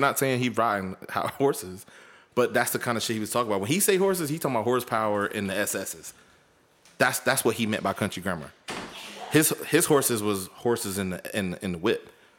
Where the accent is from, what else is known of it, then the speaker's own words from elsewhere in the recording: the South, United States; from the South